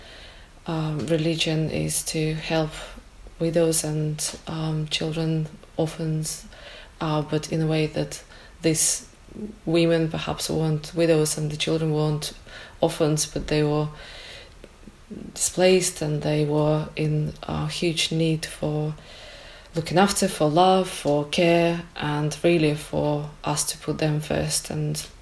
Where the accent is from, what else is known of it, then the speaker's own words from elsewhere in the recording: Ukraine; moved away as an adult; now in Kendal, United Kingdom; I'm from Ukraine originally. I've lived in Kendal for the last 20 years